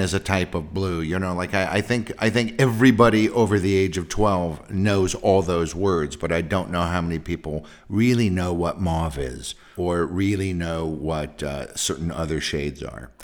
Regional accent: San Francisco Bay Area, California, United States; I'm from the San Francisco Bay Area

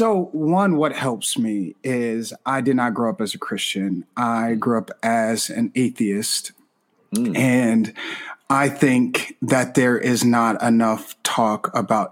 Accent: Chicago, Illinois, United States; moved away; I'm from Chicago originally

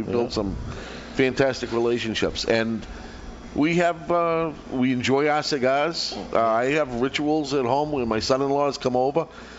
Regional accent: Revere, Massachusetts, United States; moved away as an adult; now in New Hampshire, United States; I grew up in Revere

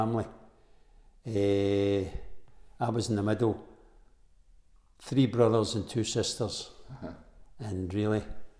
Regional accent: Glasgow, Scotland, United Kingdom; No, I was born in the Gorbals. {S0} In the Gorbals? {S1} In the Gorbals. And I got brought up in the Gorbals.

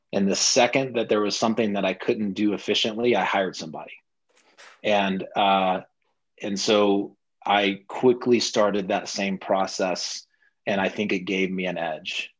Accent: Oklahoma, United States; moved away as an adult; also born or lived in Los Angeles, United States; now in Denver, United States; I grew up in Oklahoma, uh, then Los Angeles for college

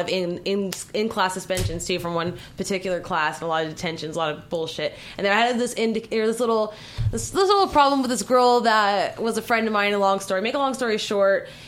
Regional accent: Southern California, United States; I'm from the Southern California

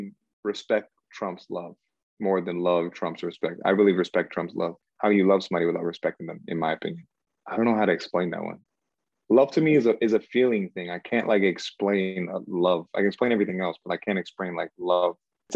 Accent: United States; also born or lived in Cameroon; I was born in Cameroon, West Africa. And I came here to America when I was like 4 years old.

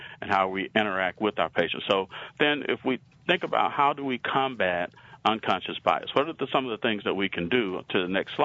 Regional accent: Alabama, United States; accent: southern; I have a southern accent. I'm from Alabama.

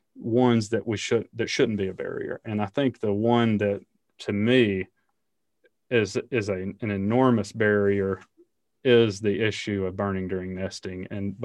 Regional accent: Alabama, United States; I grew up in Alabama, and as you might imagine, the idea that we would burn on a college football Saturday is not real high

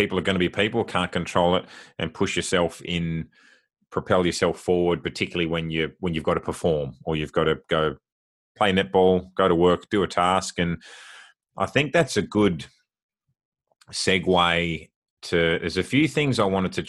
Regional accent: Australia; I'm Australian

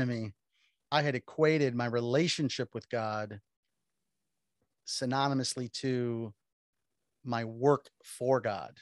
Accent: Miami, Florida, United States; born and raised in Miami, Florida

